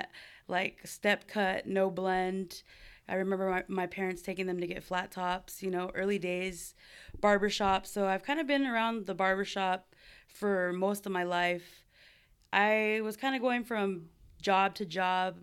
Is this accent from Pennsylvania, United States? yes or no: no; Buena Park, California, United States; also born or lived in Cypress, California; now in San Diego, United States; I am from Southern California, born and raised